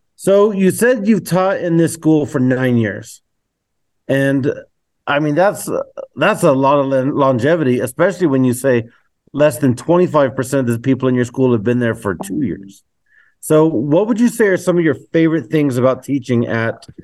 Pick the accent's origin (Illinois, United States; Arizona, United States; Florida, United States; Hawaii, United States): Arizona, United States; Globe; now in Willcox, United States; I grew up in Globe and still consider it as my hometown